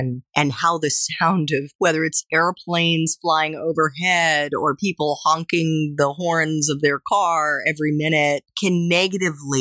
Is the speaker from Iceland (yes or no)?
no; Potomac, Maryland, United States; also born or lived in Vermont; I grew up in Potomac, Maryland, back when it was really rural